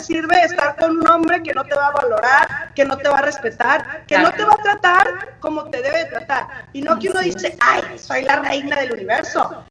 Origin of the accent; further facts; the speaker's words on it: Sinaloa, Mexico; soy de Sinaloa, entonces la gente, nuestra gente de Sinaloa no me deja mentir que somos bien francas